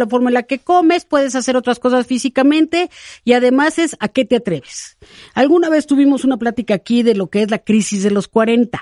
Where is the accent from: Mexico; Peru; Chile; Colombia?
Mexico; cómo somos las mexicanas